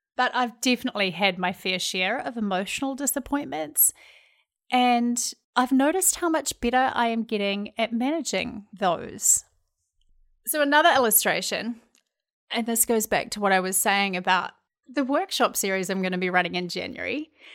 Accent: New Zealand; accent: Kiwi; moved away as an adult; now in Minneapolis, United States; if you're wondering where my accent's from, I'm from New Zealand, and I've lived in the States

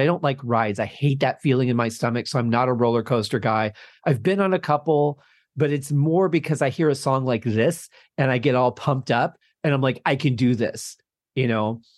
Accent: Michigan, United States; growing up in Michigan, we used to have an amusement park

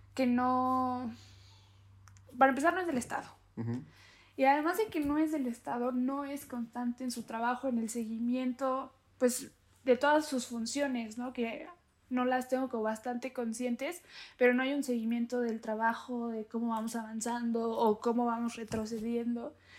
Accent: Santa Ana Chiautempan, Tlaxcala, Mexico; yo soy de Santana, Cheutempan

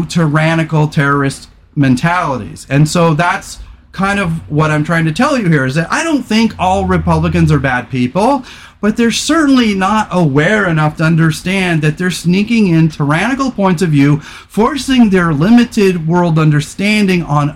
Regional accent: California, United States; I grew up in California

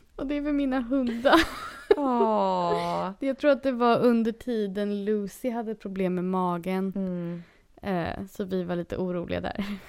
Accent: Sweden; moved away as an adult; now in Los Angeles, United States; jag är svensk

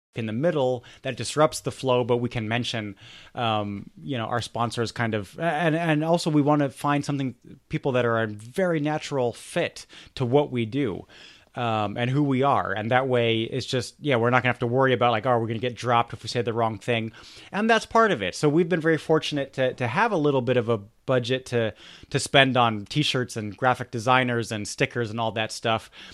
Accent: Germany; I grew up in Germany

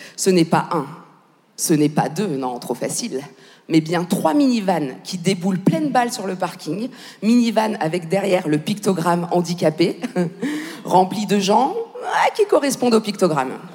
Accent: Paris, Île-de-France, France; non seulement je suis française, mais en plus je suis parisienne.

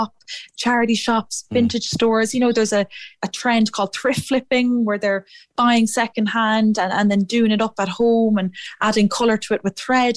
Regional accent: Athlone, Westmeath, Ireland; moved away as an adult; also born or lived in Edinburgh; I'm from Athlone myself

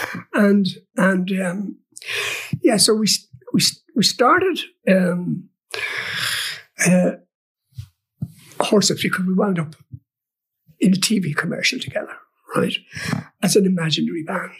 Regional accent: Kells, Leinster, Ireland; I come from Kells, I come from County Meath, and, you know, I would have grown up sort of slightly pre-Beatles

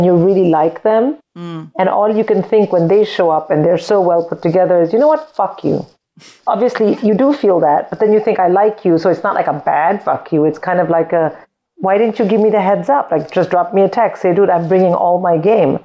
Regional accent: India; moved away; I grew up in India

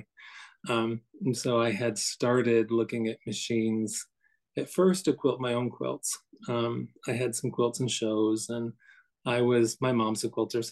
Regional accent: Midwest, United States; also born or lived in Morris County, New Jersey; now in New Jersey, United States; I'm from the Midwest, where I think of that as being very rural

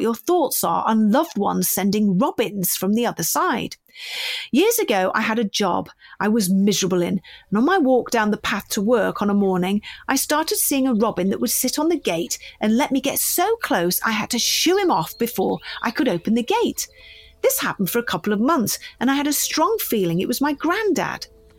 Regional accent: Northern Ireland, United Kingdom; I'm from Northern Ireland, and our custom is to bring the body home as soon as possible after the death.

